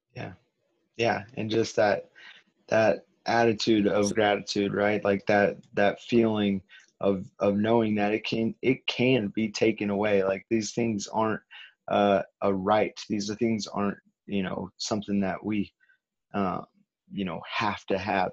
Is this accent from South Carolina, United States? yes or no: no; California, United States; I'm being from California